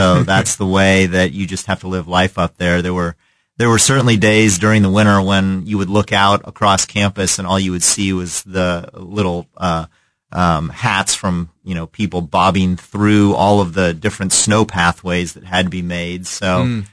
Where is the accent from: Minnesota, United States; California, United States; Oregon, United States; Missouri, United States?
Missouri, United States; Kansas City; moved away as an adult; also born or lived in Vermont / Washington, D.C.; I grew up in Kansas City and grew up loving all of the things about Kansas City